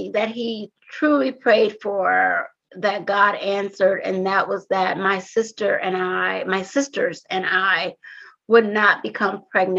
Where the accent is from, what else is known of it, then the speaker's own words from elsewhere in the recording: Compton, California, United States; growing up in Compton was a little different from me and some of my peers